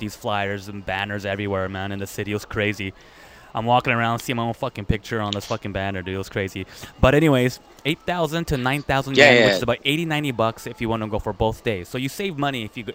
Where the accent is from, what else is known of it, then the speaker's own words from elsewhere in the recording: United States; now in Japan; I'm from America